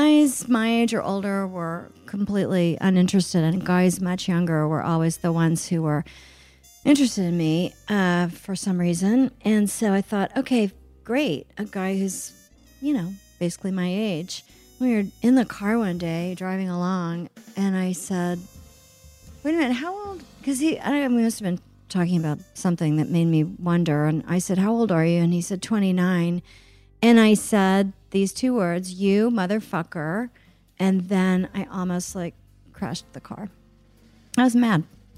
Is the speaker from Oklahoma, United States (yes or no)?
yes; Oklahoma City, Oklahoma, United States; even though I grew up in Oklahoma City, which is a, you know, big city